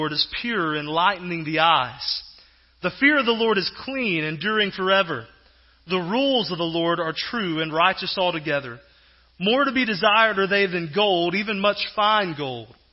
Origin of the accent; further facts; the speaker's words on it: Southeast Texas, United States; moved away as an adult; I grew up in Southeast Texas and actually spent several years there pastoring